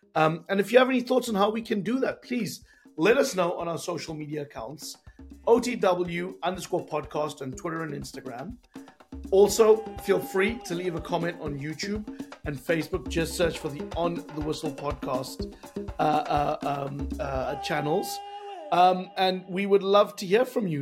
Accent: South Africa; being a South African

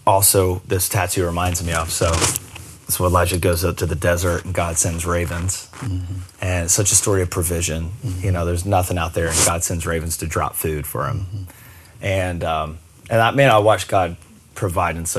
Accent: Myrtle Beach, South Carolina, United States; also born or lived in Charleston, South Carolina; we moved to Charleston from Myrtle Beach

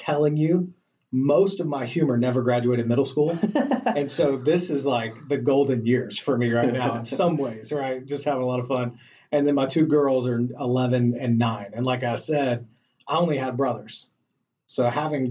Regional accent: Greensboro, North Carolina, United States; also born or lived in Chapel Hill, North Carolina / Charlotte, North Carolina; Born and raised in North Carolina, so Greensboro, North Carolina, kind of the middle of the state

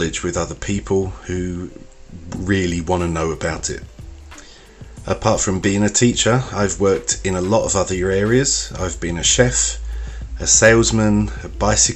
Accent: London, United Kingdom; accent: Cockney; moved away; also born or lived in Brazil; I am the …

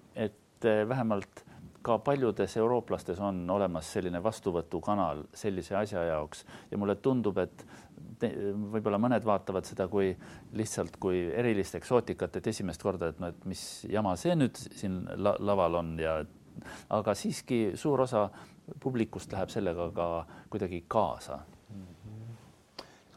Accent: Estonia; first language Estonian; ma olen ikkagi täiesti eestlane

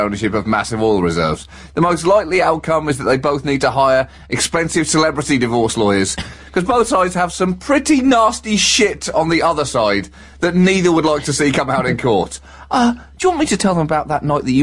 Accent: United Kingdom; as a British person

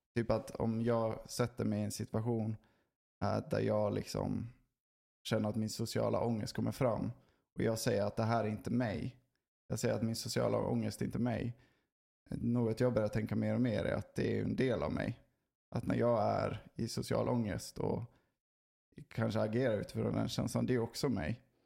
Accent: Sweden; vi är inte en social kultur, Sverige.

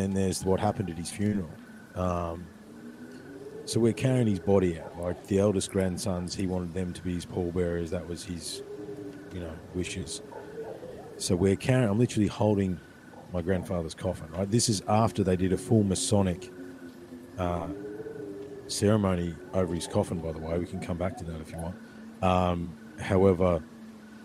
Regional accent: Ballarat, Victoria, Australia; the creek where I grew up in Brown Hill

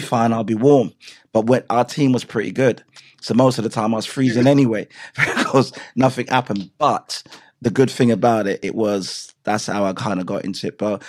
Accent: Clarendon Parish, Jamaica; moved away; also born or lived in England; Growing up in Jamaica

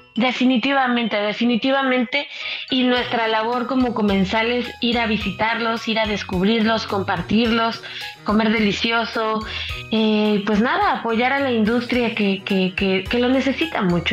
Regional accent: Mexico

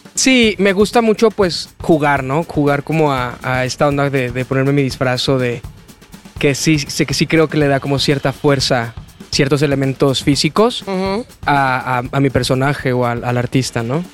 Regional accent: León, Guanajuato, Mexico; moved away as an adult; now in Mexico City, Mexico; Yo soy de León, Guanajuato

